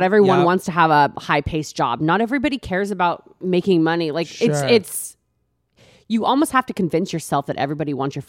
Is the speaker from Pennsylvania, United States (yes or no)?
no; Texas, United States; I'm from Texas, kind of all over.